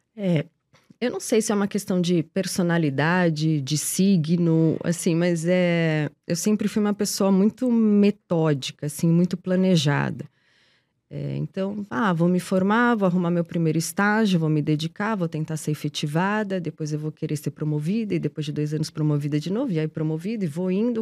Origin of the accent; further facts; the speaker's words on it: Portugal; now in Brazil; sou portuguesa, mas vivo no Brasil há muito, muito tempo